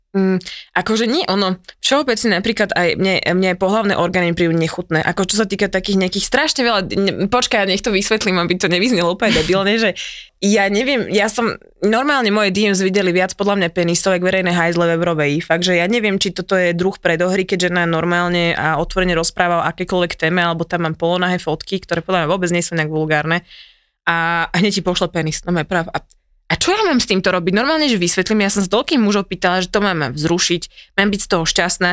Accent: central Slovakia, Slovakia; Ja som zo stredného Slovenska

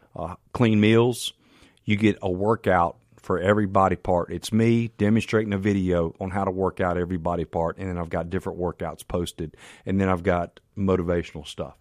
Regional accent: Canton, Mississippi, United States; also born or lived in Farm Haven, Mississippi; I'm from Canton, Mississippi

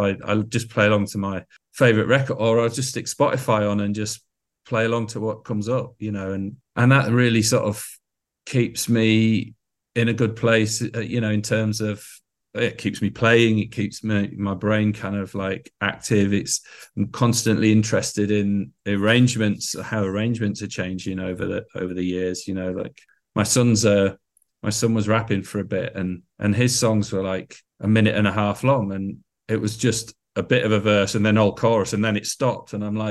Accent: Scarborough, Yorkshire and the Humber, United Kingdom; And I was a lad from Scarborough, and that was the beginning of everything, really.

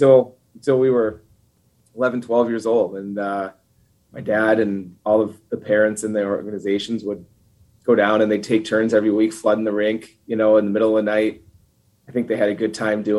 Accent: Duluth, Minnesota, United States; moved away as an adult; I grew up in Duluth, Minnesota

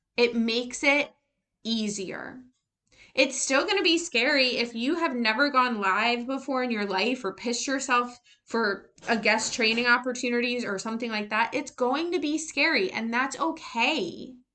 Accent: United States; an American who was raised in the public school system

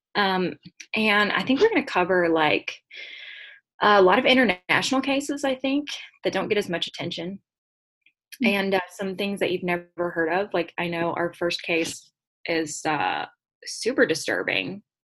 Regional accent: Piney Woods, Louisiana, United States; I'm from Piney Woods, Louisiana

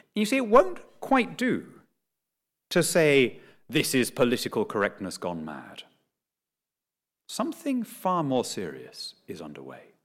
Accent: Lima, Peru; moved away; born and brought up in Lima

